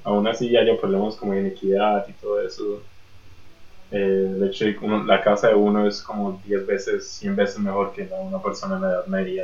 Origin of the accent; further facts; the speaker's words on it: Colombia; en Colombia también tenemos ese tipo de mercados